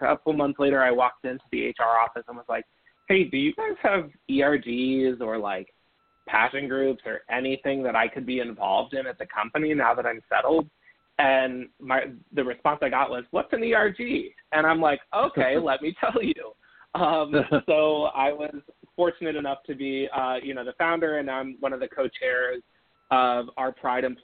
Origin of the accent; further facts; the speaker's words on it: Northern California, United States; I grew up in Northern California where, you know, hunting was our